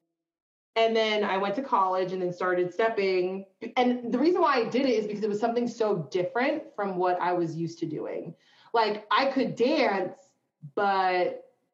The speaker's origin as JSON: {"language": "English", "region": "East Coast", "country": "United States", "moved": "yes", "said": "from the East Coast"}